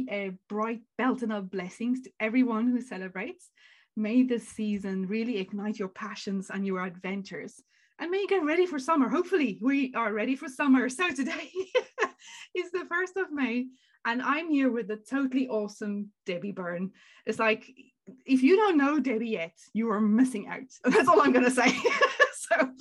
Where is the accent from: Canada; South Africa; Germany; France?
South Africa; now in Ireland; I am a South African that came all the way to Ireland to learn how to play the African drums